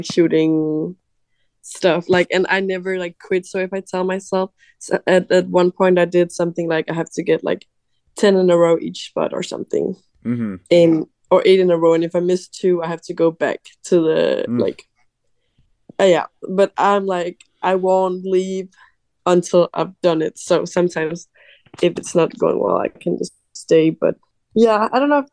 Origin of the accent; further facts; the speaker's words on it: a little city outside of Copenhagen, Capital Region of Denmark, Denmark; moved away as an adult; now in United States; I am from Denmark, a little city outside of Copenhagen